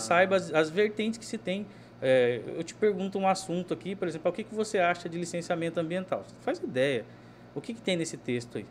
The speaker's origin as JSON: {"language": "Portuguese", "town": "Cuiabá", "region": "Mato Grosso", "country": "Brazil", "said": "eu sou cuiabano"}